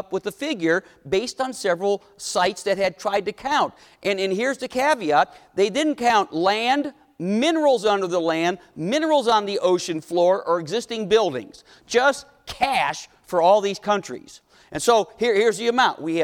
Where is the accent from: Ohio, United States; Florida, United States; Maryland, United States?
Ohio, United States; Cleveland; growing up in Cleveland, my dad was a civil engineer, worked for Republic Steel